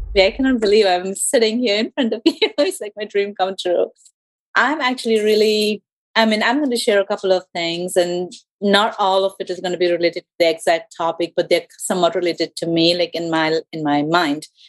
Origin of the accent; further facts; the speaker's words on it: India; first language English; moved away as an adult; now in Georgia, United States; I'm from India